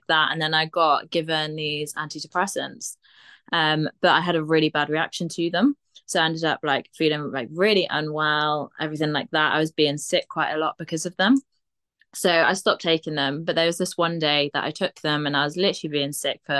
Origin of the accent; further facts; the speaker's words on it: Aber, Wales, United Kingdom; I grew up in Abba, and the uni were just like, yeah, might as well, like, let you